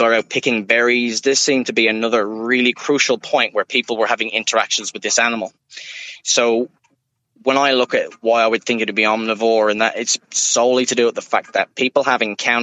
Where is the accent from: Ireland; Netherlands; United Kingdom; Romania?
Ireland; now in Woodridge, Australia; I'm from Ireland and I've been all over.